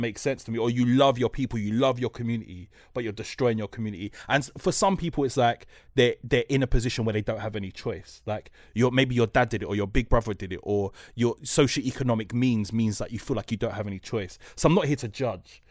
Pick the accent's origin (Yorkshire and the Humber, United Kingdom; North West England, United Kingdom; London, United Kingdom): London, United Kingdom; I'm from Newcross